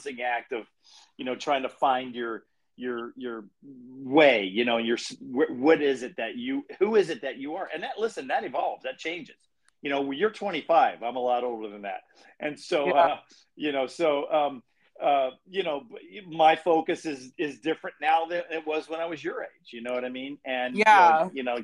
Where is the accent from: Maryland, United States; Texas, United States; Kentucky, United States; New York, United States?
Maryland, United States; Salisbury; also born or lived in Baltimore, Maryland; I'm from Salisbury, Maryland, originally